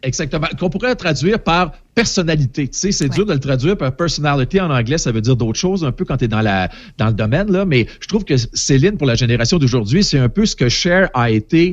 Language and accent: French; Portneuf, Quebec, Canada; une pharmacie qui était à quelques maisons de chez nous, à Portneuf